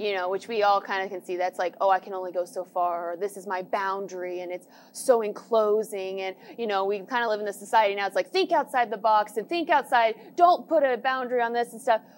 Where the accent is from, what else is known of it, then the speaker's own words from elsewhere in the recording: United States; I, as an American